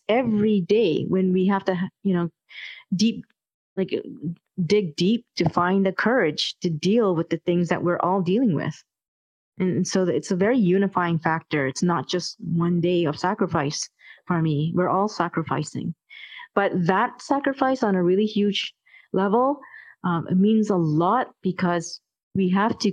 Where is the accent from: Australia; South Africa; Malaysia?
Malaysia; I come from Malaysia, and we experienced colonialism over there.